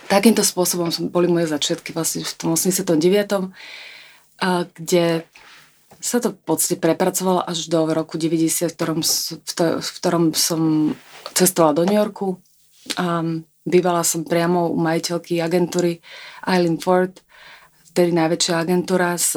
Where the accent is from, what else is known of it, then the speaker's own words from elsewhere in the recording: Pezinok, Bratislava Region, Slovakia; Ja som ani lietadlom neletela, ja som bola z Pezinka, v, z malého mestečka.